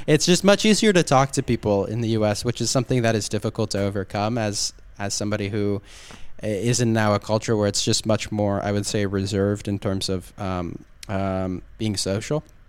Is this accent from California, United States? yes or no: yes; Southern California, United States; moved away as an adult; also born or lived in Orange County / Corona / San Diego County / Japan; now in Budapest, Hungary; I grew up in Southern California